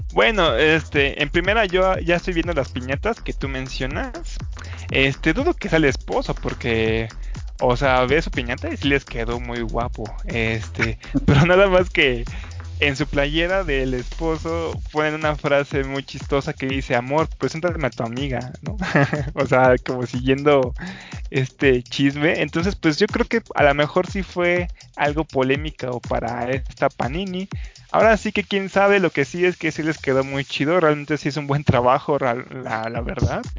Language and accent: Spanish; Mexico; yo soy el mexicano